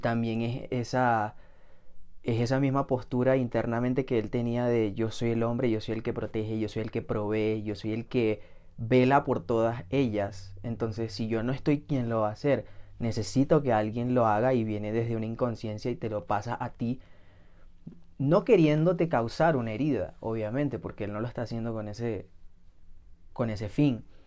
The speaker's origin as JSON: {"language": "Spanish", "country": "Venezuela", "said": "ambos somos de Venezuela y ambos somos de la misma ciudad"}